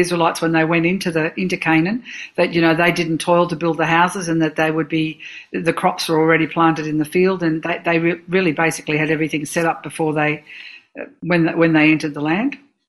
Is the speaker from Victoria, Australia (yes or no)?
yes; Dandenong, Victoria, Australia; I was brought up in the Reformed Church